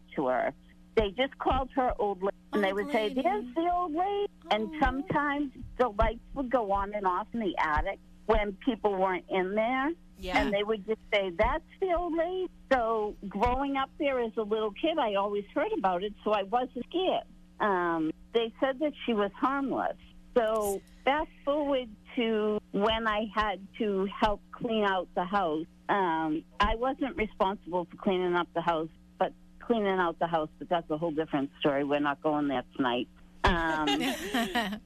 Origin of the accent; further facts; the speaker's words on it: Boston, Massachusetts, United States; now in Plymouth, United States; the house I grew up in was in Dorchester